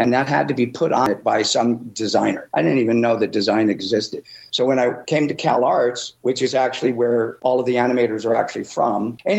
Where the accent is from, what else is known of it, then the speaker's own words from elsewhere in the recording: Chicago, Illinois, United States; moved away; I grew up in Chicago, Illinois